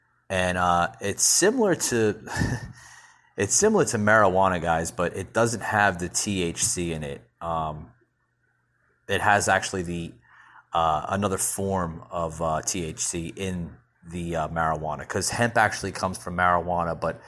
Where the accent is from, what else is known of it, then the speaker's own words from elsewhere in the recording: New Jersey, United States; this guy I grew up with up in New Jersey.